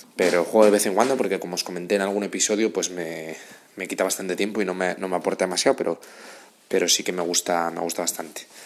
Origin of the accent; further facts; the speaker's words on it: Asturias, Spain; moved away as an adult; now in Madrid, Spain; soy de Asturias, llevo en Madrid viviendo 6 años